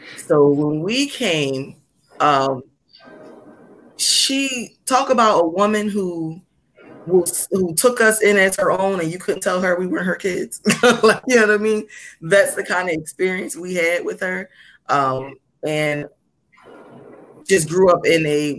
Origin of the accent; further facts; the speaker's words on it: Philadelphia, Pennsylvania, United States; I came from, you know, I came from North Philly coming into this school